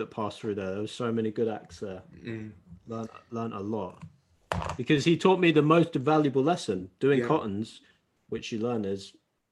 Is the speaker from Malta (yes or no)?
no; United Kingdom; now in London, United Kingdom; as a British person performing in the States